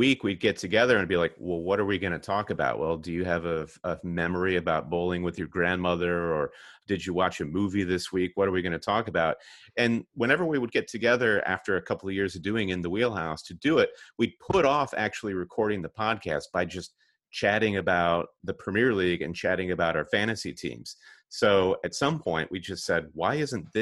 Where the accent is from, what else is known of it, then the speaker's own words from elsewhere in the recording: Michigan, United States; we're both from Michigan, and we're both Michigan State grads.